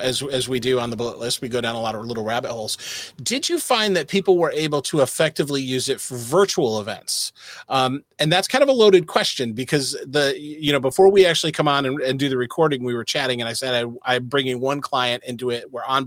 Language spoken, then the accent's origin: English; United States; I'm an American